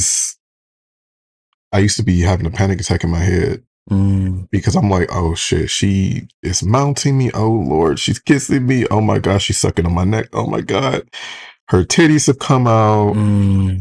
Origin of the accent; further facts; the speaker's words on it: right outside of Detroit, Michigan, United States; I'm from right outside of Detroit.